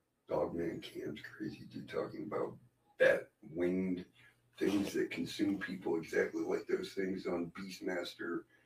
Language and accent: English; Erie, Pennsylvania, United States; I was born and raised in Erie, PA.